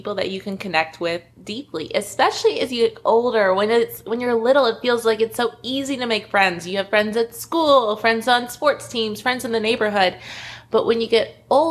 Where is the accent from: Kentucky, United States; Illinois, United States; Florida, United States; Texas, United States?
Kentucky, United States; Lexington; moved away as an adult; also born or lived in Memphis, Tennessee; I moved back to Lexington, Kentucky, my hometown.